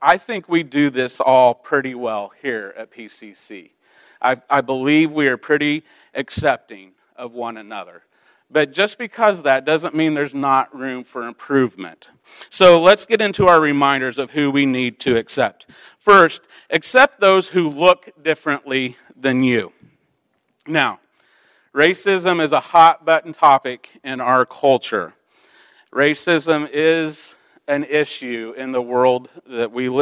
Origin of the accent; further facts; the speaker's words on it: Midwest, United States; also born or lived in Central Illinois; I grew up in the Midwest. It was a farming town